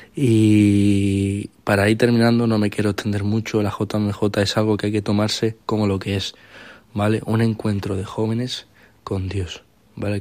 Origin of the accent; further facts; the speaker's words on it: Málaga, Andalusia, Spain; soy de Málaga, soy malagueño